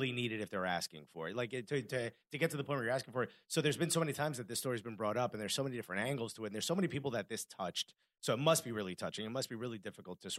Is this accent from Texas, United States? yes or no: no; Newark, New Jersey, United States; I grew up in Newark, which is a very inner city